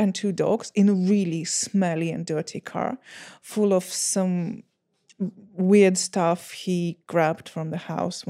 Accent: Bucha, Kyiv Oblast, Ukraine; I'm telling you about the situation that happened in Bucha, which I consider my hometown.

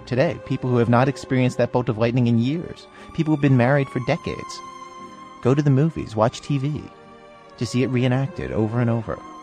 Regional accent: East Coast, United States; as a kid growing up on the East Coast in the 1970s

